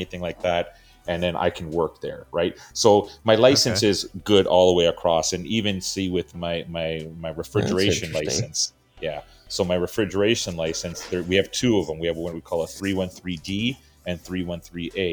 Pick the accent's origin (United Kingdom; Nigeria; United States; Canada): Canada; growing up in Canada, everything was hockey